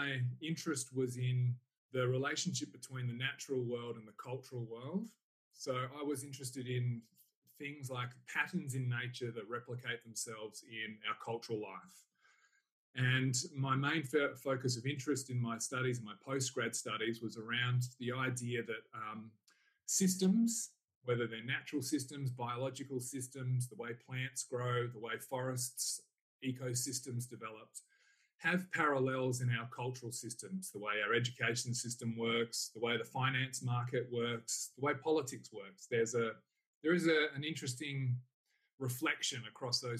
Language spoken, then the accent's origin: English; Salisbury, South Australia, Australia; also born or lived in Burnside, South Australia; now in Kyneton, Australia; I grew up in Salisbury